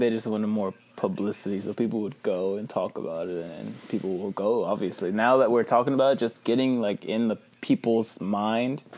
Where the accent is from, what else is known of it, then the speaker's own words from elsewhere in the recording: Victoria, Texas, United States; I'm from Victoria